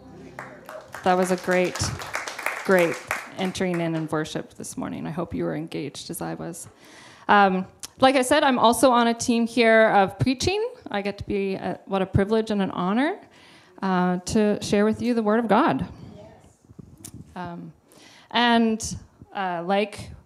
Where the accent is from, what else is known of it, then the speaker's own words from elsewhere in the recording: Revelstoke, British Columbia, Canada; now in Kelowna, Canada; I grew up in Revelstoke, and Pastor Kim and Pastor Dave have been my pastors since I was about 12 years old